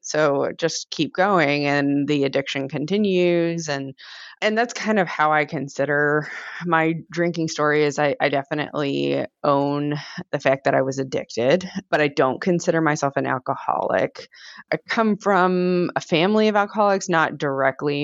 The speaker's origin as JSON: {"language": "English", "region": "Virginia", "country": "United States", "also_born_or_lived": "Iowa / Oklahoma", "moved": "as an adult", "said": "I'm originally from Virginia. I moved to Iowa"}